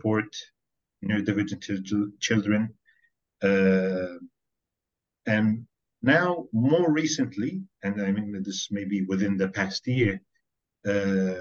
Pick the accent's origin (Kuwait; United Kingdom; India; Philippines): Kuwait; also born or lived in Norway; I was born here in Kuwait, and this is where I've lived almost my entire life